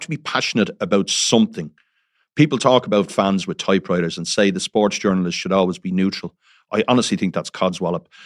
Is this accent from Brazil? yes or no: no; Dublin, Leinster, Ireland; I'm from Dublin